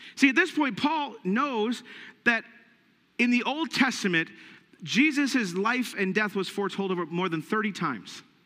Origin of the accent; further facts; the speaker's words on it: United States; us, as the American church